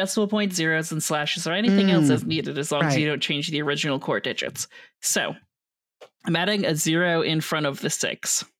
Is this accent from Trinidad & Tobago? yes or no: no; Canada; I might be Canadian, but that doesn't mean the high school is in Canada.